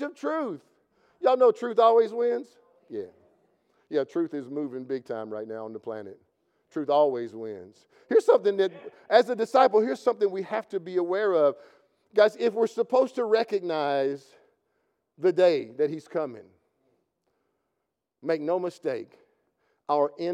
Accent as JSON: {"language": "English", "region": "Kentucky", "country": "United States", "said": "I'm from Kentucky"}